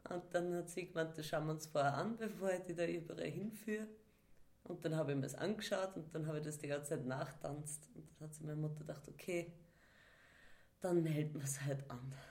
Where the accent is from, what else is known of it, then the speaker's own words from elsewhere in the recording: Upper Austria, Austria; Ähm, ursprünglich komme ich aus dem unteren Müllviertel, so Bezirk Freistadt. Und äh, da gibt es eigentlich nicht wirklich so Tanz. Also in unserem Ort hat es nicht gegeben.